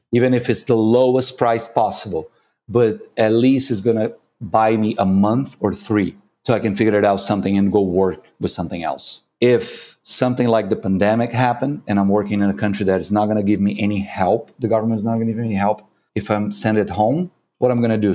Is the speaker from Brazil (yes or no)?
yes; Brazil; English is a second language; I'm from Brazil.